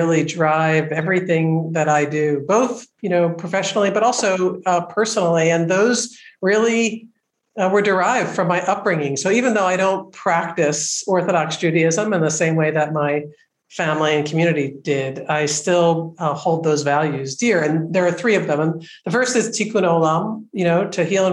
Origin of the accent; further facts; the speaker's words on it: Philadelphia, Pennsylvania, United States; Philadelphia. I grew up in Philadelphia